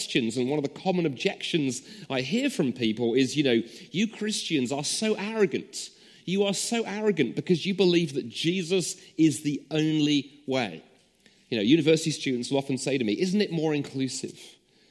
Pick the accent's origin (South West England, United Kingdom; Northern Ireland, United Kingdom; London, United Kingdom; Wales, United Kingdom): London, United Kingdom; now in Scotland, United Kingdom; in Wandsworth, the part of South London, or South London, as we used to call it back in those days, where I grew up